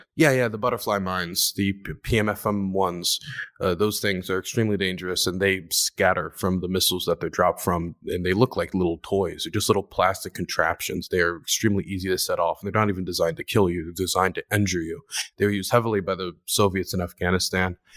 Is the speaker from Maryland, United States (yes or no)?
yes; Maryland, United States; now in Ukraine; I am from Maryland